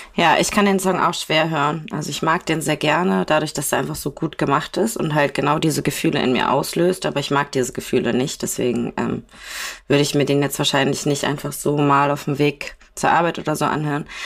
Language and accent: German; Kiel, Schleswig-Holstein, Germany; bei uns in Kiel